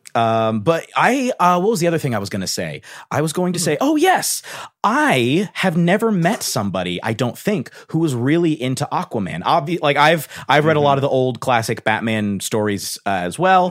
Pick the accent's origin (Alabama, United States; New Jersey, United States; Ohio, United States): Ohio, United States; Cincinnati; moved away; I'm originally from Cincinnati, Ohio